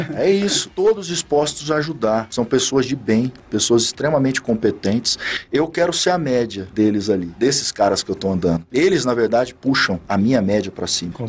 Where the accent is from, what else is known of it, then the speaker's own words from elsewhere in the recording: Araçatuba, São Paulo, Brazil; Eu sou natural de Araçatuba, no interior de São Paulo